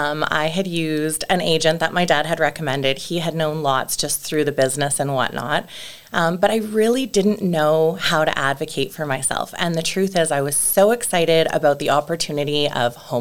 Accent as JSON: {"language": "English", "town": "Calgary", "region": "Alberta", "country": "Canada", "tie": "born or raised there", "said": "being born and raised in Calgary"}